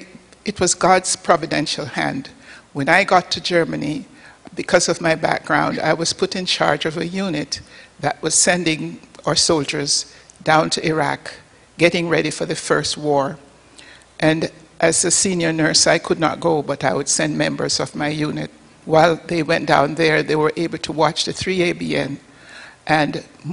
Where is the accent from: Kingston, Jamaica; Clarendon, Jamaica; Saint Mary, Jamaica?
Saint Mary, Jamaica; Port Maria; born there; I was born on the northern coast of Jamaica, a little village called Port Maria.